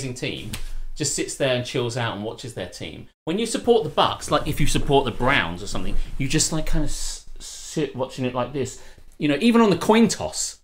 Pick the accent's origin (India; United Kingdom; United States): United Kingdom; as a British guy